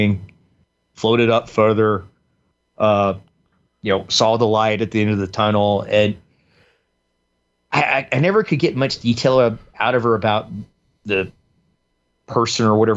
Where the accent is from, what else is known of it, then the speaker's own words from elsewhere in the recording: the South, United States; growing up in the South, particularly too, where we were in the Bible Belt